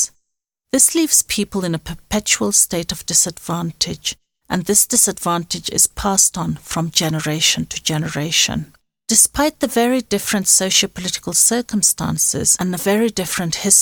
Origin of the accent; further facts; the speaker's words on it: Sudan; moved away as an adult; also born or lived in Khartoum / Maseru / Pretoria / Johannesburg; now in South Africa; the Sudan, my home country, and to South Africa, the place where I currently reside.